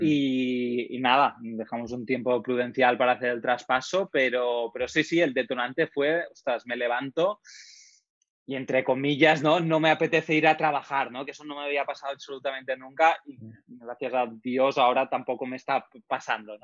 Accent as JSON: {"language": "Spanish", "area": "Menorca", "region": "Balearic Islands", "country": "Spain", "moved": "yes", "lives_now": "Valencia, Spain", "said": "estoy ahora mismo viviendo en Valencia, lo que soy de Menorca"}